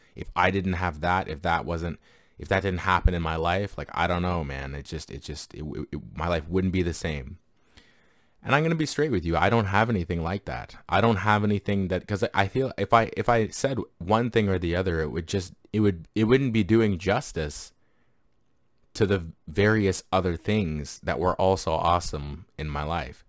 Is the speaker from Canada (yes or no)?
yes; Canada; I grew up grew up in Canada